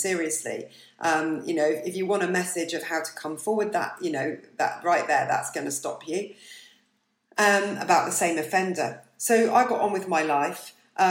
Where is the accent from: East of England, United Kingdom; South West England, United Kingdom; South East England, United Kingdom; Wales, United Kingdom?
South West England, United Kingdom; Bournemouth; I'm from Bournemouth